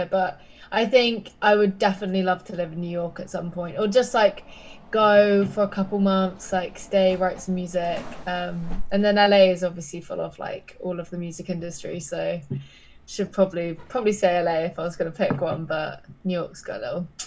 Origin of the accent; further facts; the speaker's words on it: Brighton, South East England, United Kingdom; now in London, United Kingdom; I'm from Brighton, so the like beach, the south. Yeah, the beach. Yeah, yeah. But I, yeah. I'm in London now.